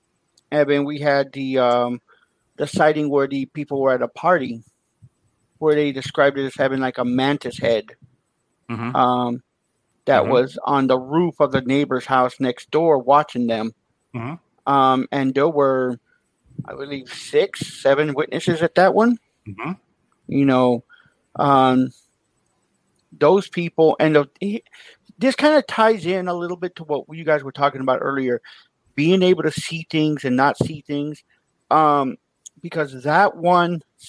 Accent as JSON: {"language": "English", "region": "West Texas", "country": "United States", "tie": "born or raised there", "moved": "yes", "lives_now": "Chicago, United States", "said": "I grew up in West Texas"}